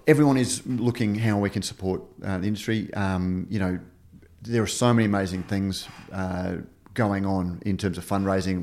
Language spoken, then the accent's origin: English; Queensland, Australia; I'm from Queensland, Queensland